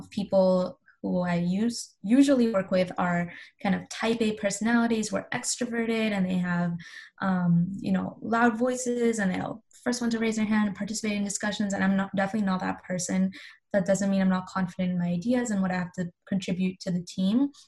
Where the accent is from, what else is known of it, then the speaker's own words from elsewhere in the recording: Pakistan; now in Canada; I'm Pakistani